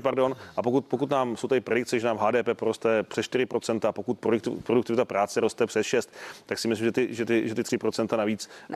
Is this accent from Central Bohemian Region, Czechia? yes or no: yes; Mladá Boleslav, Central Bohemian Region, Czechia; já jsem z Mladé Boleslavi